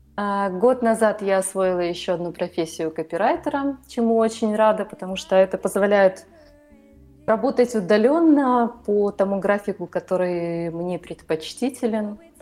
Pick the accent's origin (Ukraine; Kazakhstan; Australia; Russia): Ukraine; moved away as an adult; now in Budapest, Hungary; Я родилась и выросла в Украине. Последние 8 лет проживаю в Будапеште.